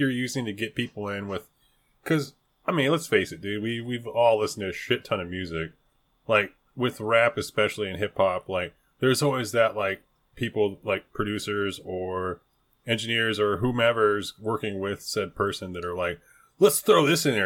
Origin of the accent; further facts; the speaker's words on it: California, United States; accent: Californian; I never knew there was a Californian accent